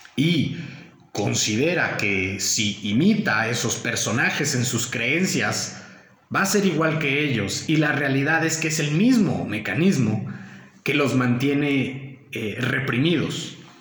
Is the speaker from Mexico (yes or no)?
yes; Mexico; los mexicanos debemos de mantenernos unidos